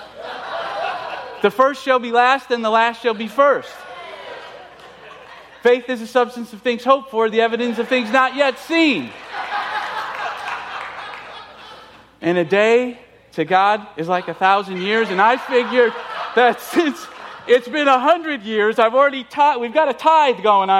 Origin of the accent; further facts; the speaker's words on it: Chicago, Illinois, United States; moved away; I'm Italian. I was born and raised in Chicago